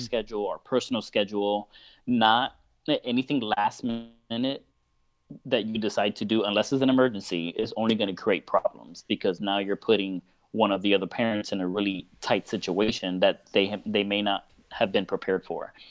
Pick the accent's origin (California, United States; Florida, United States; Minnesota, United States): Florida, United States; Miami; moved away as an adult; now in Orlando, United States; I'm originally from Miami, um, and I've actually moved to Orlando about four or five years ago. Um, but Miami is my home